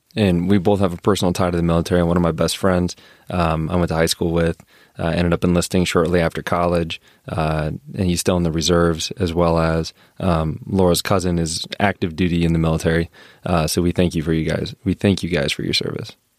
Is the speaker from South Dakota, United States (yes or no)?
yes; Brandon, South Dakota, United States; moved away; I'm from Brandon Valley